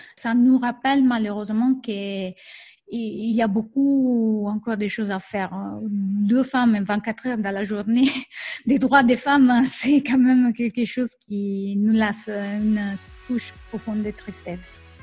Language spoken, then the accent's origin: French; Rome, Lazio, Italy; French is a second language; moved away; c'est ma ville natale